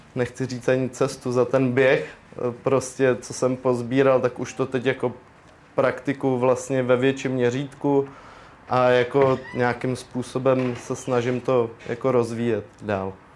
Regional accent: Most District, Ústí nad Labem Region, Czechia; tady u nás na Mostecku

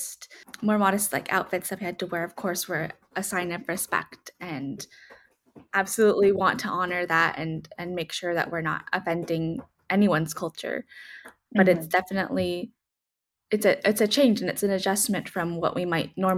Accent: United States; growing up in America where it's ideal to be as tan as possible.

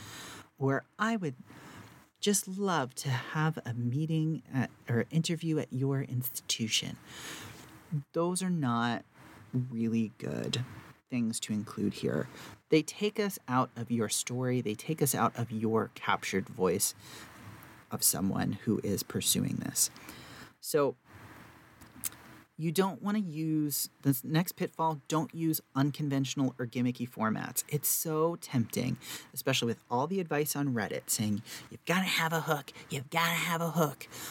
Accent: the South, United States; I'm from the South

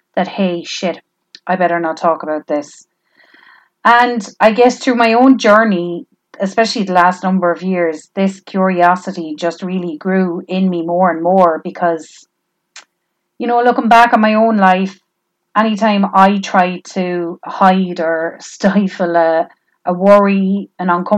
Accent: Tipperary, Munster, Ireland; I'm from Tipperary

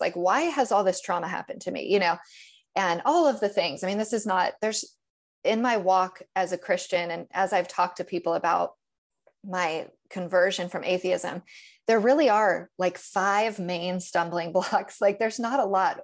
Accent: Northern California, United States; now in Tennessee, United States; I grew up in Northern California, which is a, it's an easy place

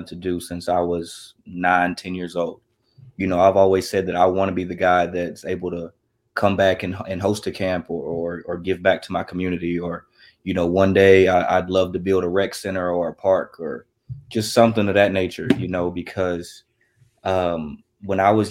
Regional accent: Russellville, Kentucky, United States; I'm from Russellville, Kentucky

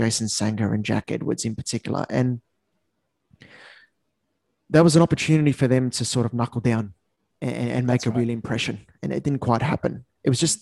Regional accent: New South Wales, Australia; As a New South Welshman

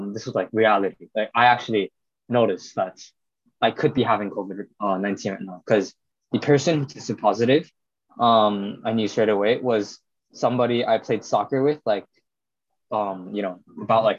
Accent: Ulsan, South Korea; also born or lived in United States; now in Long Island, United States; I'm from a city in South Korea called Ulsan. I was born in the United States

